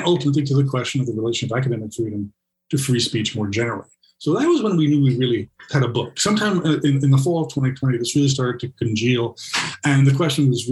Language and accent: English; New York City, New York, United States; I grew up in New York City public schools.